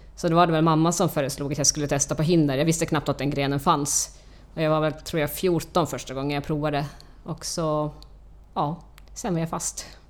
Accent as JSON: {"language": "Swedish", "country": "Finland", "moved": "as an adult", "lives_now": "Stockholm, Sweden", "said": "Jag kommer från Finland, flyttade hit för, till Stockholm för 20 år sedan"}